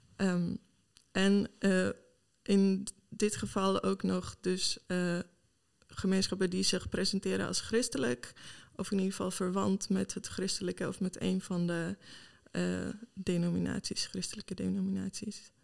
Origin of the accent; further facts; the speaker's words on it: Sweden; Dutch is a second language; moved away as an adult; also born or lived in Malmö, Sweden / England / Enschede, Netherlands; now in Netherlands; Ik kom oorspronkelijk uit Zweden.